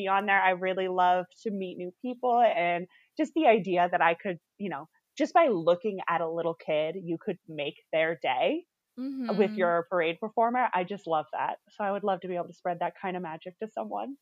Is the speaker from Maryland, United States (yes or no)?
no; Northern California, United States; I grew up in Northern California